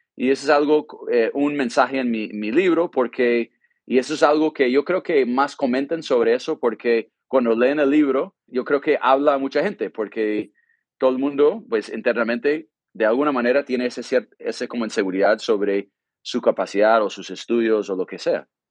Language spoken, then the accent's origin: Spanish; California, United States; Spanish is a second language; moved away as an adult; also born or lived in Colombia / Brazil; soy gringo de California